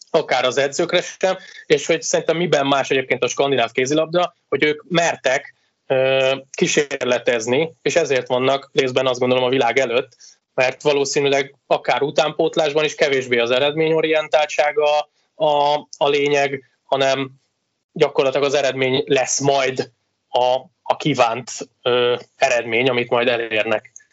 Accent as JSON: {"language": "Hungarian", "town": "Veszprém", "region": "Veszprém County", "country": "Hungary", "said": "nem azért, mert Veszprémi vagyok"}